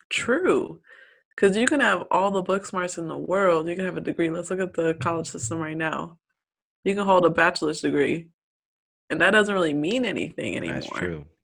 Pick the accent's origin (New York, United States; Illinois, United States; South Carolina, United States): South Carolina, United States; I'm from South Carolina